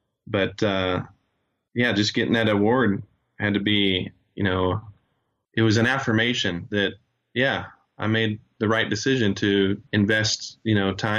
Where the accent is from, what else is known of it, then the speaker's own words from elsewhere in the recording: Chile; moved away; I've even been able to go back to my home country of Chile and teach some After Effects beginner stuff.